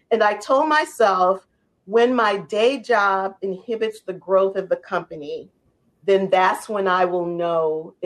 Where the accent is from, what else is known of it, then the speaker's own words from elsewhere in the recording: New Orleans, Louisiana, United States; how I was raised in New Orleans